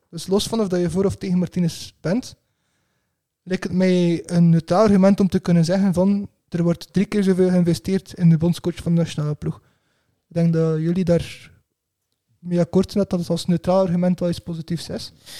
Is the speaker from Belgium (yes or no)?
yes; Belgium; als Belg